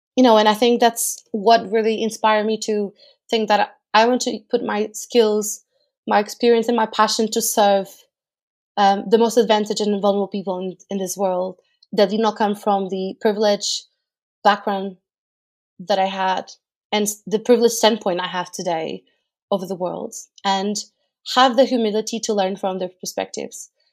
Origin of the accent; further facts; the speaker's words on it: Portugal; moved away as an adult; now in United Kingdom; I am from Portugal. I lived in the U K for over five years now